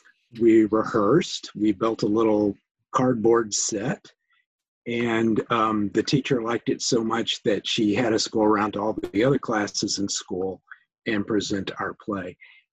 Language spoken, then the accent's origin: English; St. Louis, Missouri, United States; But I went to high school in St. Louis, Missouri, in a suburb of St. Louis. So that's really where I would call home.